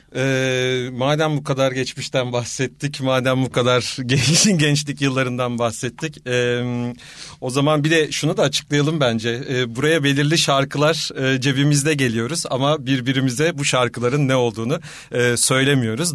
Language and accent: Turkish; Istanbul, Turkey; moved away as an adult; now in Ankara, Turkey; ben bir İstanbulluyum aslen